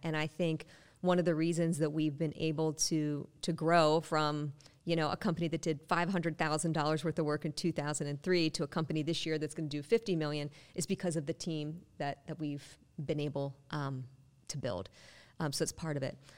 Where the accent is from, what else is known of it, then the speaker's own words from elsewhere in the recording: Western Pennsylvania, United States; I'm from Western P A where soccer was not common